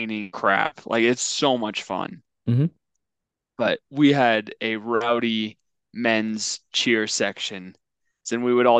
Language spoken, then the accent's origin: English; United States; being American, because I was born here